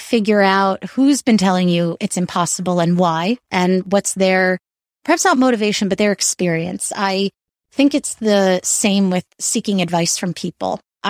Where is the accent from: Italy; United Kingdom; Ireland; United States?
United States; New York; And I find also nature always, especially as a New Yorker, I try to escape to nature whenever I can.